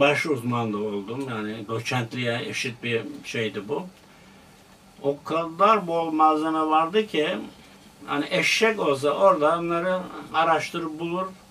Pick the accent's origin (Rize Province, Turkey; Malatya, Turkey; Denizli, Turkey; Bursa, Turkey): Denizli, Turkey; moved away as an adult; also born or lived in Ankara; now in Istanbul, Turkey; Orada okuduk. Ortaokul okudum. Sonra liseye gittim Denizli'de